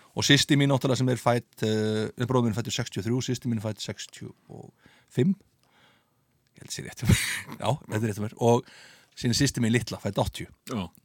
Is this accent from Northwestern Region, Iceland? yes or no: no; Reykjavík, Capital Region, Iceland; ég flytti upp í Selos